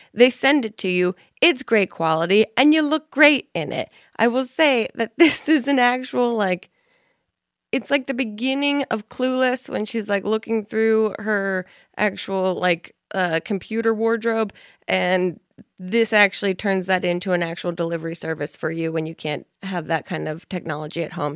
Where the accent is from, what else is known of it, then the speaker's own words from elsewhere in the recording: New Jersey, United States; I'm from New Jersey